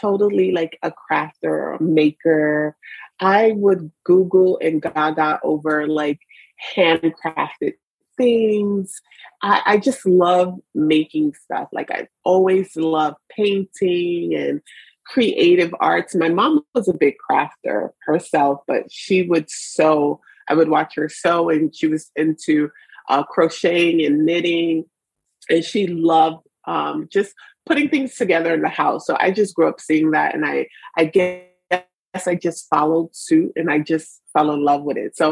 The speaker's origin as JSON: {"language": "English", "town": "New York City", "region": "New York", "country": "United States", "tie": "born or raised there", "also_born_or_lived": "Brooklyn", "said": "born and raised in the Bronx of New York"}